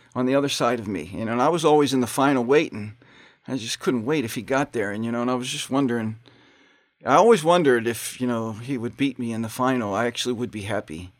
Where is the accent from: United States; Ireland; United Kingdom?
United States; Pittsburgh, Pennsylvania; moved away; also born or lived in South Bend; I'm from Pittsburgh, Pennsylvania. Grew up there with, uh, five brothers and three sisters